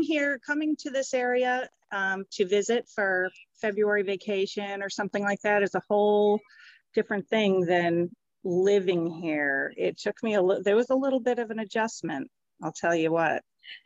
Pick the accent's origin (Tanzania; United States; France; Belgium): United States; Barrington, Rhode Island; also born or lived in Dover, New Hampshire / Durham, New Hampshire; now in Exeter, United States; I was born in Dover, actually. We lived in Durham when I was a kid till probably the late 70s. And then my family, we moved to Rhode Island. So I actually grew up in Barrington, Rhode Island.